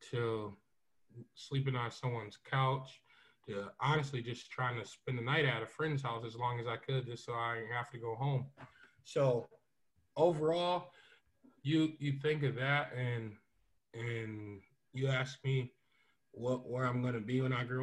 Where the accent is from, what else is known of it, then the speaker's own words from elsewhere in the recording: Syracuse, New York, United States; I'm from Syracuse, Syracuse, New York. Uh, currently a PE teacher in this inner city of Syracuse at Van Duyn Elementary.